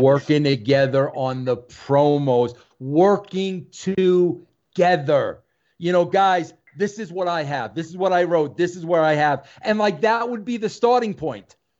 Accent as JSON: {"language": "English", "region": "New York", "country": "United States", "said": "I'm a New Yorker."}